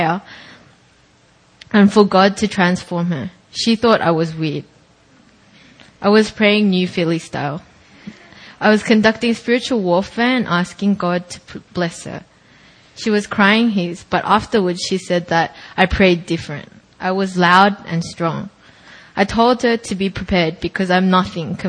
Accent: Australia; moved away; going to my hometown

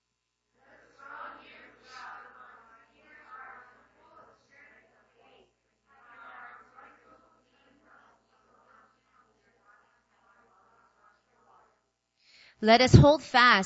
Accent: New York, United States; moved away as an adult; now in South Korea; I'm from New York. I was born and raised

